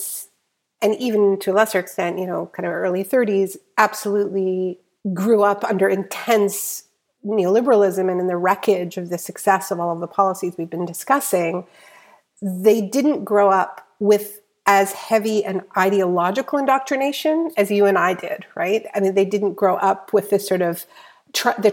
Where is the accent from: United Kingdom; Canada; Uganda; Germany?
Canada; being a Canadian